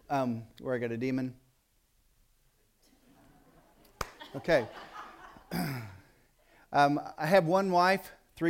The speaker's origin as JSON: {"language": "English", "region": "Tennessee", "country": "United States", "moved": "as an adult", "said": "when we came from Dyer County, Tennessee, which is where I was, which is why my speech is corrupted, okay, if you've picked up on that, when we came from Dyer County, Tennessee, we were in a county of about 35,000 people with 150 churches."}